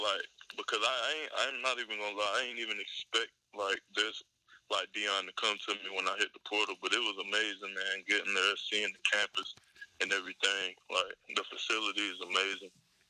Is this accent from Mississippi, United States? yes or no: no; Lumberton, North Carolina, United States; I'm from Lumberton, North Carolina.